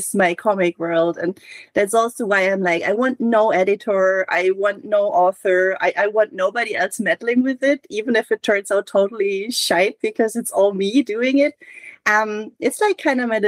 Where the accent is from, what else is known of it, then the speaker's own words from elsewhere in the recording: Hamburg, Germany; I'm from Hamburg and I reference my hometown